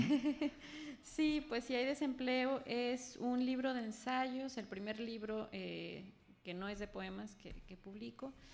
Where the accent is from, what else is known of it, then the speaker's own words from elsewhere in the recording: Guadalajara, Jalisco, Mexico; moved away as an adult; now in Mexico City, Mexico; yo soy de aquí, de Guadalajara, de aquí muy cerquita, de por el Parque Morelos